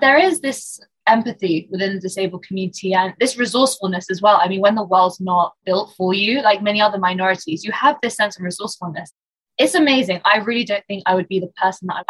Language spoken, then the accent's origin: English; London, United Kingdom; I'm born and raised in London, UK. I'm Iranian, but born here and lived here, went to school here, university, and haven't ventured much further away.